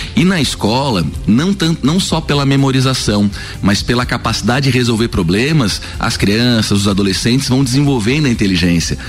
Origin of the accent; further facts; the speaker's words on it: Florianópolis, Santa Catarina, Brazil; moved away as an adult; now in Lages, Brazil; eu sou natural de Florianópolis